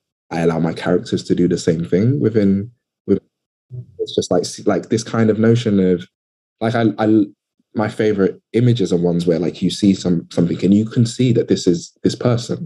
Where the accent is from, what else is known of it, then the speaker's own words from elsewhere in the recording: London, United Kingdom; I'm from London, but I'm really from Southeast London.